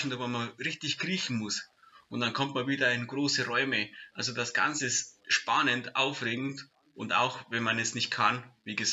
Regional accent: Bavaria, Germany; Die Gefahr bei uns jetzt in Deutschland, sage ich mal, oder bei uns in Bayern ist sehr, sehr gering.

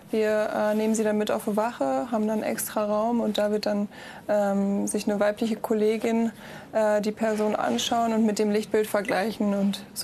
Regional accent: Regensburg, Bavaria, Germany; born there; Ja, ich bin in Regensburg geboren. Äh, meine Mom kommt auch schon aus Regensburg und ich würde sagen, gebürtiger Regensburger bleibt man immer.

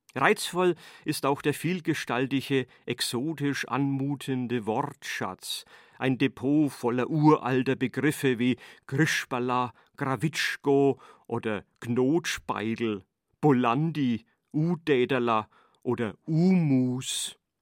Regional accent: Franconia, Germany; accent: Franconian; Mein Mundart ist mein Schatz fürs Leben. Hochdeutsch zu können und fränkisch

